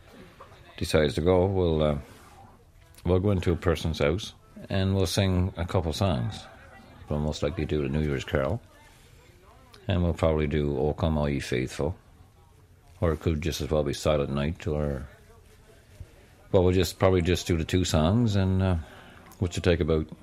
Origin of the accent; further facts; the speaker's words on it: Robert's Arm, Newfoundland and Labrador, Canada; from Robert's Arm, Green Bay